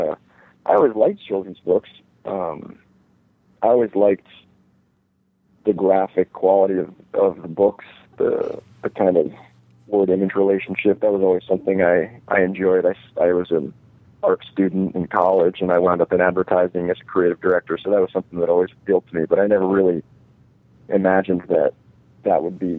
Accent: East Coast, United States; I met a lot of people that I never would have been exposed to if I had stayed in New York. I grew up on the East Coast.

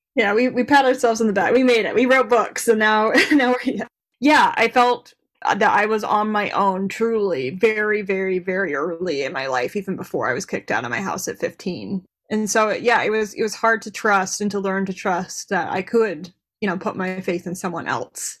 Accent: Davis County, Utah, United States; I grew up in Davis County, Utah

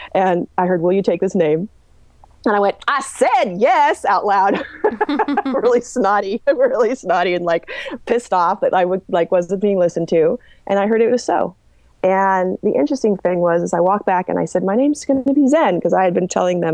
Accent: Marin County, California, United States; I was born in Marin County in the 70s

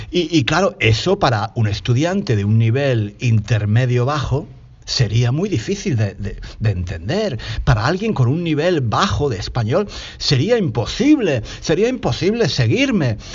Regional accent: Spain; porque soy un tío de España que estoy hablando aquí como un loco

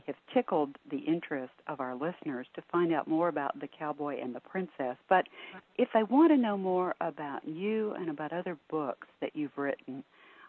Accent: Texas, United States; I'm a Texan too

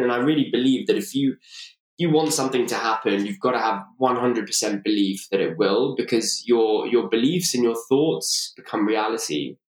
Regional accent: London, United Kingdom; born and raised in London.

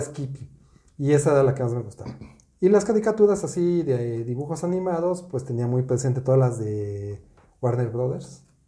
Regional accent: Mexico; yo crecí en los 70s en México

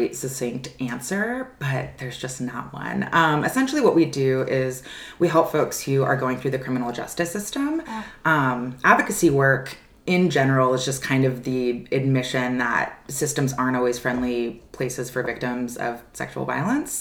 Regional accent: San Francisco Bay Area, California, United States; moved away as an adult; now in Nashville, United States; I'm originally from the San Francisco Bay Area

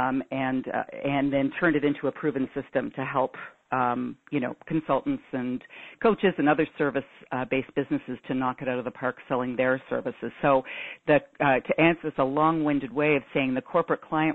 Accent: Toronto, Ontario, Canada; I'm from Toronto, Canada

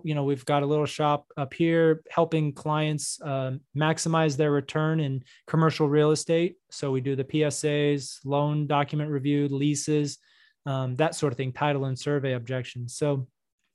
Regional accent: North Texas, United States; also born or lived in New York / Florida; now in Dallas, United States; I grew up in North Texas. So, you know, I'd say I'm from here

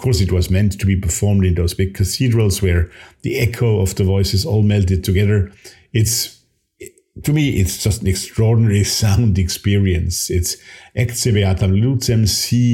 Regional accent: Austria; my home country here, Austria

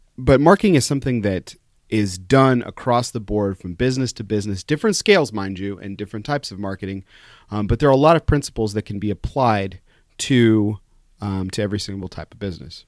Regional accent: El Paso, Texas, United States; I'm from El Paso, Texas

